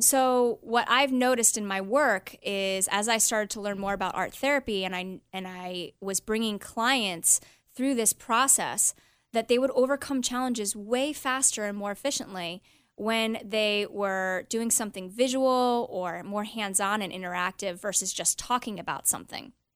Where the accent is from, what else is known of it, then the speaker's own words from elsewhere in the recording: Los Angeles, California, United States; I was born actually in Los Angeles